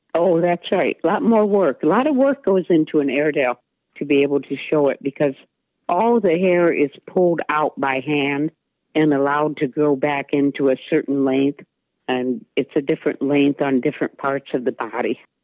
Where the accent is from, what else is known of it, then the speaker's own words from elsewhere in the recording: Maumee, Ohio, United States; now in Waldo, United States; I was born and raised in Maumee, Ohio